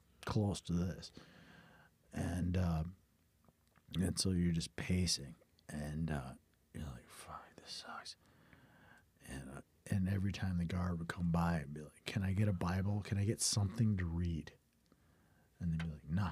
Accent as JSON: {"language": "English", "region": "South Dakota", "country": "United States", "said": "I'm a musician from South Dakota."}